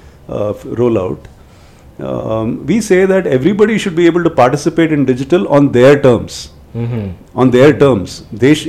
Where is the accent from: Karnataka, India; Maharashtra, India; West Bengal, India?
Karnataka, India; Udupi; first language Konkani; English is a second language; moved away; I grew up in Udupi